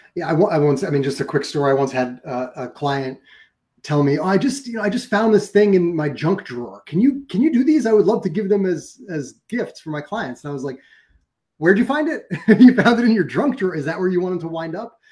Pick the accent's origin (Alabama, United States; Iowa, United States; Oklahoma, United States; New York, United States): New York, United States; my hometown in new york